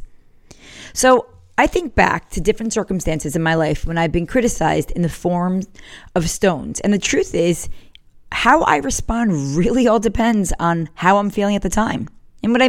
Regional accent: the North, Northern United States, United States; now in South Carolina, United States; I was from the North

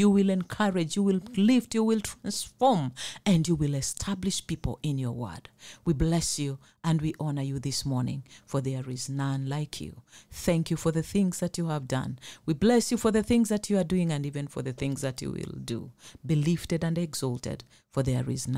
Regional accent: Mombasa, Mombasa County, Kenya; I come from Mombasa

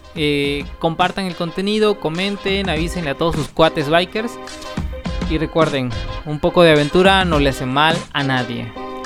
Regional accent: Chiapas, Mexico; yo soy de Chiapas

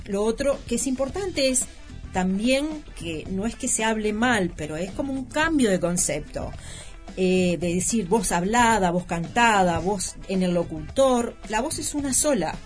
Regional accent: Uruguay; en nuestro país se da en la Universidad de la República

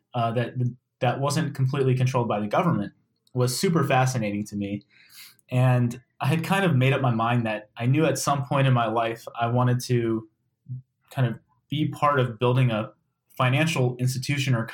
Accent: Maryland, United States; I grew up in Maryland, went to the University of Maryland College Park

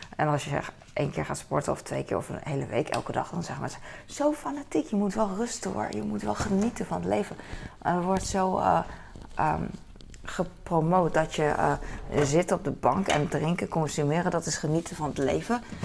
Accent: The Hague, South Holland, Netherlands; ik hier geboren ben in Nederland en altijd hier heb gewoond

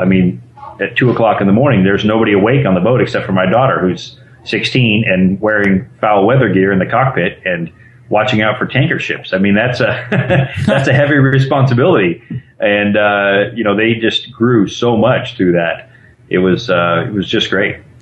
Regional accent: Arizona, United States; moved away as an adult; also born or lived in Costa Rica; now in Wilmington, United States; we're originally from Arizona

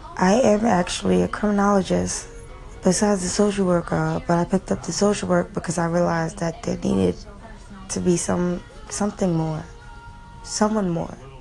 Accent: New York City, New York, United States; I grew up in New York City public schools

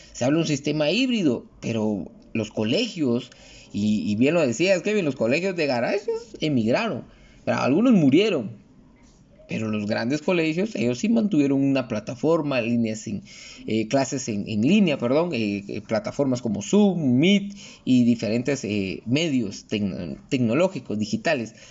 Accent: Guatemala; como guatemaltecos

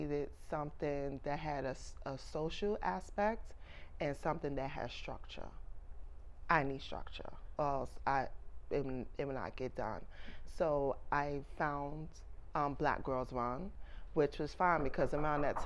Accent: New York City, New York, United States; I'm born and raised in Brooklyn, New York.

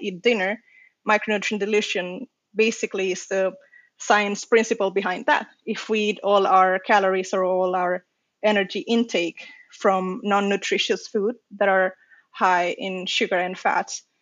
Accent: Las Palmas de Gran Canaria, Canary Islands, Spain; moved away as an adult; now in Lund, Sweden; I was at my hometown medical school in the, it's called the University of Las Palmas de Gran Canaria, and that's in a really long name for a university in the Canary Islands in Spain

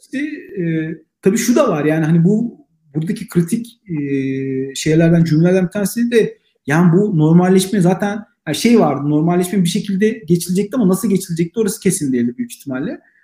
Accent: Black Sea Region, Turkey; Ben Karadeniz

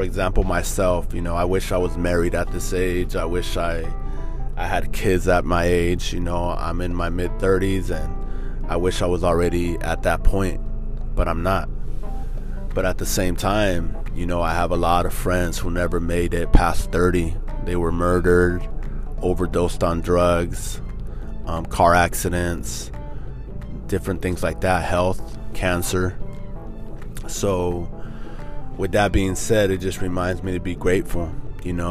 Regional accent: Norwalk, United States; We grew up in Norwalk

